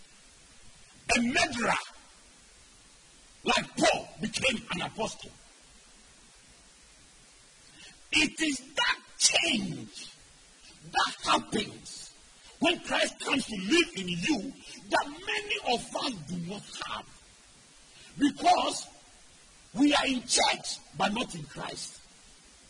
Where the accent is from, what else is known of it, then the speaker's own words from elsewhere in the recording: Ghana; I grew up in Anabraka.